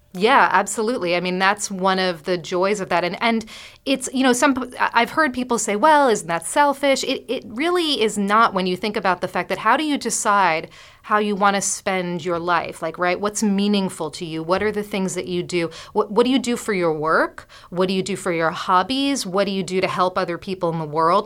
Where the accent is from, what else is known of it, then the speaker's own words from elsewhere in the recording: New York City, New York, United States; I'm a New Yorker